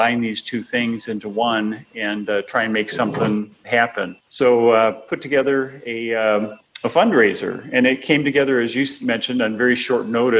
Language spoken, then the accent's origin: English; Minnesota, United States; moved away as an adult; now in St. Louis, United States; I'm from Minnesota originally and have raised my family down here in St. Louis, been here probably 35 years or so